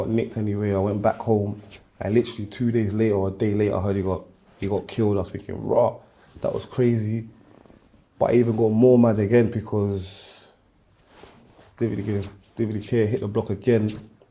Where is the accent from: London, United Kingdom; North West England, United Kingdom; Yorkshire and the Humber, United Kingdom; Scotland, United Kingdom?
London, United Kingdom; also born or lived in France; I grew up in Woolwich.